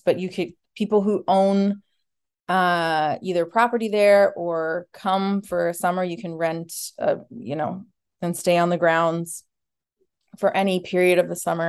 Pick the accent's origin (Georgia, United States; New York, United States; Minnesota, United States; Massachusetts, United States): Minnesota, United States; Minneapolis; I grew up in Minneapolis, Minnesota